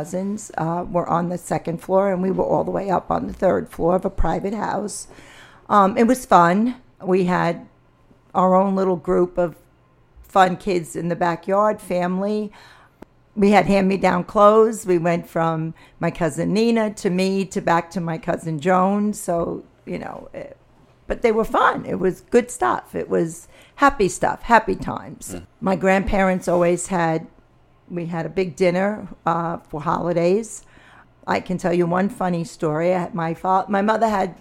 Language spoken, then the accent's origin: English; New York City, New York, United States; I grew up in the Bronx. I grew up in the Pelham Bay section of the Bronx.